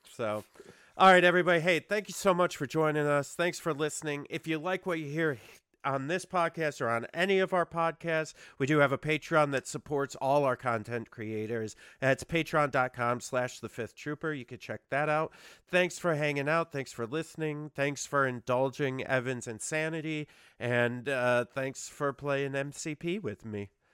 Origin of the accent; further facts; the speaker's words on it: New York, United States; we're from New York